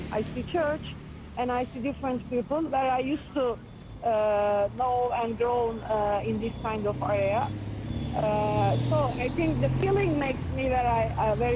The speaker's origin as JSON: {"language": "English", "town": "Ufa", "region": "Bashkortostan", "country": "Russia", "tie": "born or raised there", "second_language": "English", "moved": "yes", "lives_now": "Istanbul, Turkey", "said": "my hometown and my home uh, is Ufa, where I born. But when I start to live in different city and let's say half of my life is now in Istanbul, like more than 25 years"}